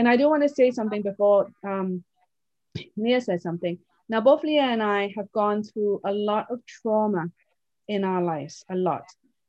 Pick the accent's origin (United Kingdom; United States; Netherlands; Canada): United Kingdom; Oxford, South East England; I was raised in Oxford, England. I had no one around me from any different culture rather than pure English people.